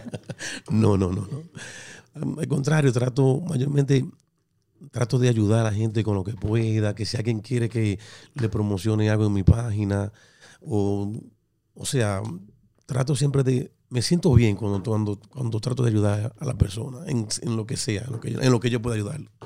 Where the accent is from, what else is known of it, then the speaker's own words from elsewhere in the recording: Dominican Republic; moved away; yo soy dominicano